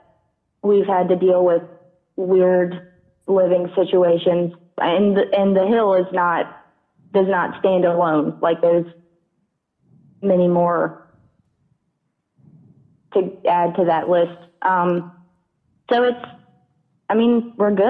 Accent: the South, United States; I grew up in the South

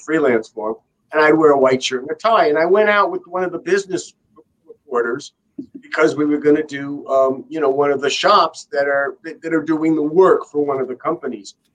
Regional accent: Beverly Hills, California, United States; I am originally from Beverly Hills

